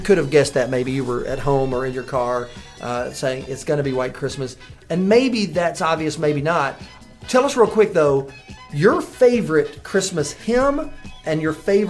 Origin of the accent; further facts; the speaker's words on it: Memphis, Tennessee, United States; I grew up in Memphis.